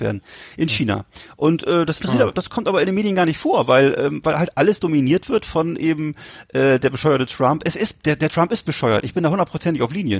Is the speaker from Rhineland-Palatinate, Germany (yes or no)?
no; Mecklenburg-Vorpommern, Germany; Hier bei uns in MV